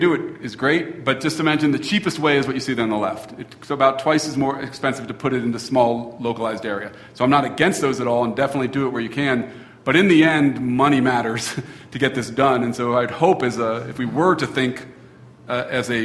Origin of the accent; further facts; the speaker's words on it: Cincinnati, Ohio, United States; now in Taos, United States; When I grew up in Cincinnati